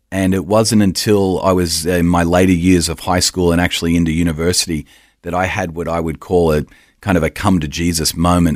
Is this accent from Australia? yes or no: yes; Australia; accent: Australian; So born and raised in Australia, but travelled extensively